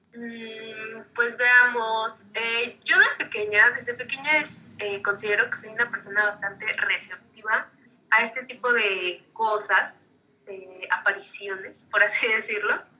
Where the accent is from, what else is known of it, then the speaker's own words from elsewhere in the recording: Mexico; para nosotros como mexicanos